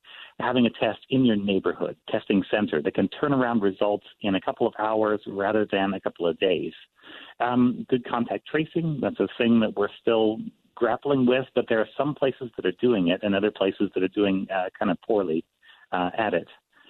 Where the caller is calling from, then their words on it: Texas, United States; I'm calling in from Texas this morning.